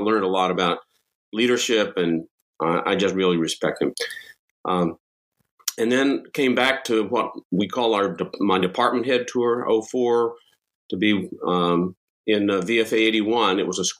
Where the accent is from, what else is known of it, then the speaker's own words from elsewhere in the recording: Abilene, Texas, United States; moved away; I was born and raised in West Texas, home of Dyess Air Force Base in Abilene.